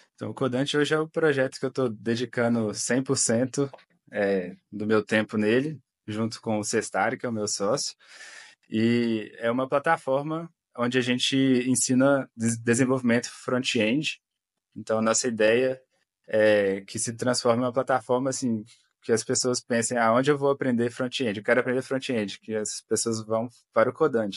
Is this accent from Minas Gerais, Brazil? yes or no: yes; Belo Horizonte, Minas Gerais, Brazil; sou de Belo Horizonte, Minas Gerais